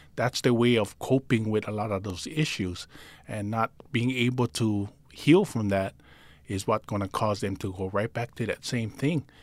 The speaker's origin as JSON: {"language": "English", "town": "Honolulu", "region": "Hawaii", "country": "United States", "tie": "born or raised there", "also_born_or_lived": "Palolo, Honolulu", "said": "I grew up actually in Pololo in nineteen eighty-six. We moved there, but I grew up in Calihi"}